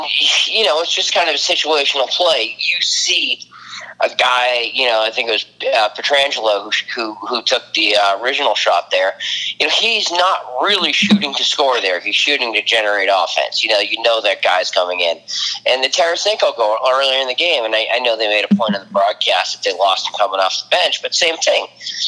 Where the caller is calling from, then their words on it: Palm Beach Gardens, Florida, United States; Palm Beach Gardens, Florida.